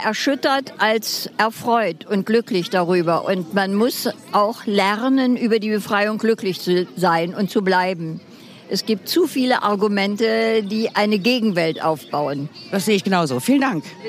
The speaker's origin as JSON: {"language": "German", "town": "Erfurt", "region": "Thuringia", "country": "Germany", "tie": "born or raised there", "also_born_or_lived": "Lichtenberg, Berlin / Pankow, Berlin", "moved": "yes", "lives_now": "Berlin, Germany", "said": "in meiner Heimatstadt Erfurt"}